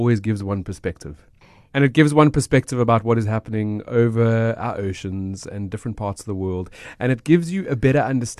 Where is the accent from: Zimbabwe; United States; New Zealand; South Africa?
South Africa; I am South African. I understand what you can do and what you can't do.